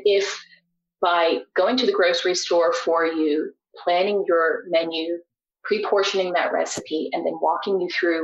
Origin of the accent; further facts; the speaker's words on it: Canada; also born or lived in Australia; growing up in Canada before what was once called NAFTA